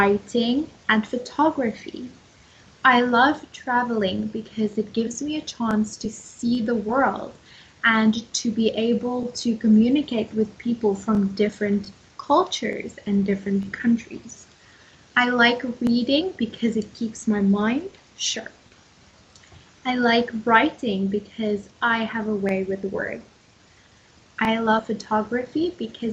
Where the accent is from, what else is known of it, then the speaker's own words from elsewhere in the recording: South Africa; I am from South Africa.